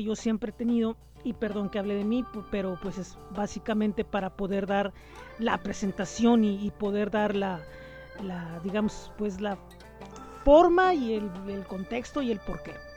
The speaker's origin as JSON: {"language": "Spanish", "town": "Tijuana", "region": "Baja California", "country": "Mexico", "said": "soy tijuanense, nací en el año de 1975"}